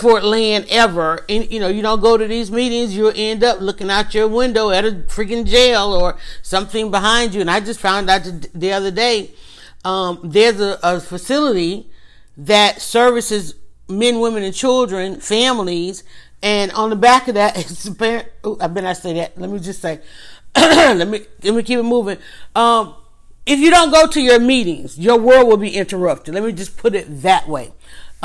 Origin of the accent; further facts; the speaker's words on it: Atlanta, Georgia, United States; growing up, being from Atlanta, growing up in Atlanta